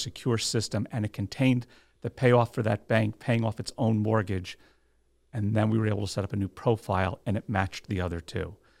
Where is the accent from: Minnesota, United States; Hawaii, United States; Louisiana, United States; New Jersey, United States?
New Jersey, United States; also born or lived in Monmouth County, New Jersey; born and bred in New Jersey